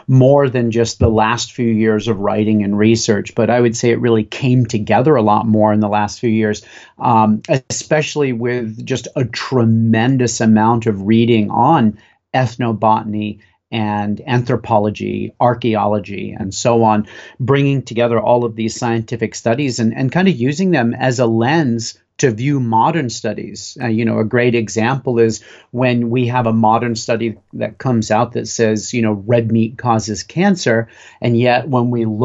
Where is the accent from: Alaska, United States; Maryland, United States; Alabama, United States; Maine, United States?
Maine, United States; Western; Growing up in Western Maine